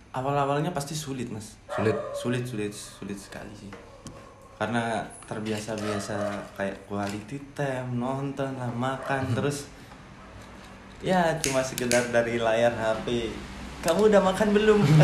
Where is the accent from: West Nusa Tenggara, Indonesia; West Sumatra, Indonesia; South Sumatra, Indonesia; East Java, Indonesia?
East Java, Indonesia; Malang; now in Lombok, Indonesia; saya kan dari Malang